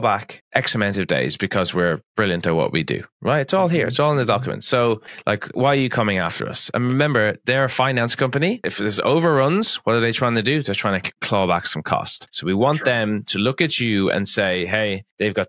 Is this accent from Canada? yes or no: no; Ireland; Being Irish